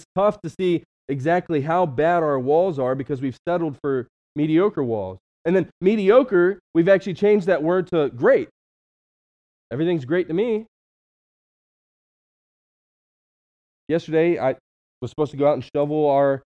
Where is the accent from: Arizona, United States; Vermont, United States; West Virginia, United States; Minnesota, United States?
West Virginia, United States; now in Cleveland, United States; I'm from West Virginia